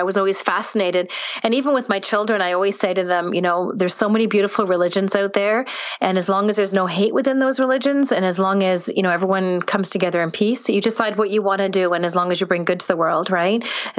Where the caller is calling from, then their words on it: Ontario, Canada; I'm in not really a small town, but I'm north of Toronto in Canada.